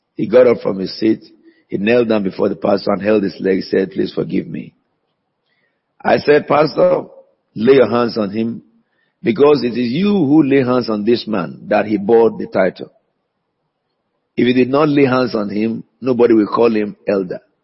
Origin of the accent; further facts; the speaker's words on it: Nigeria; now in United Kingdom; they know that I'm a Nigerian